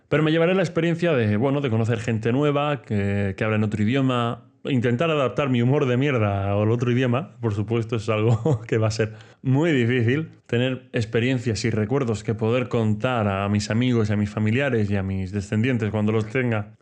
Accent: Region of Murcia, Spain; como murciano el calor no me va a pillar por sorpresa, pero el frío sí. O sea, aquí en Murcia he visto nevar a lo mejor una o dos veces en mi vida

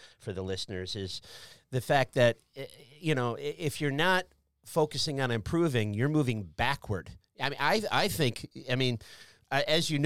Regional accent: United States; I'm American

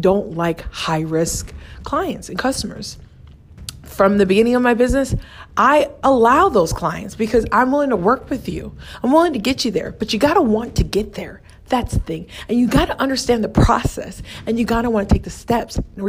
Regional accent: United States; I'm American and I'm a professional in America

